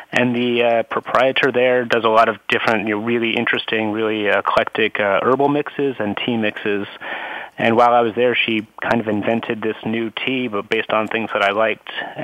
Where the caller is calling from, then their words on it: San Francisco, California, United States; I'm calling in from San Francisco from my office here. This is my location normally when I'm not on the road.